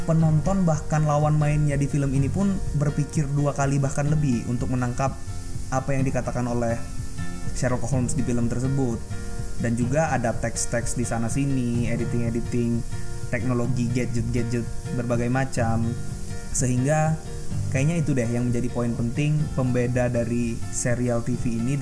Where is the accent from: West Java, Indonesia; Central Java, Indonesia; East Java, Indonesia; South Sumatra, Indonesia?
South Sumatra, Indonesia; Pagar Alam; kebetulan di kampung halaman gue di pagar Pagarlam Sumatera Selatan gue punya kafe yang suka nonton bareng film lah